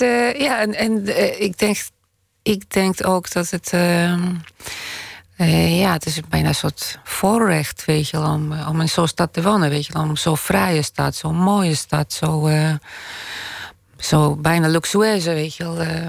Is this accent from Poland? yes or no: yes; Poland; now in Amsterdam, Netherlands; Pools-Nederlands, Nederlands-Pools, uh, eh, Poolse van, eh, of Nederlandse van Poolse afkomst.